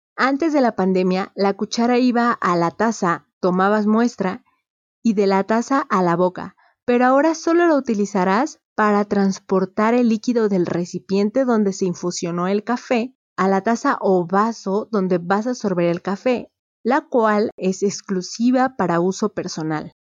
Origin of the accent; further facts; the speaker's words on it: Mexico; Yo soy de México